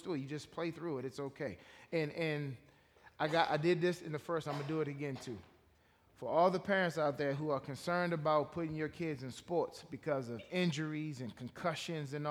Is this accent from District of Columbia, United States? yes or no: yes; Washington, District of Columbia, United States; I grew up in Washington, D.C. I was born in Washington, D.C., grew up in that metropolitan area.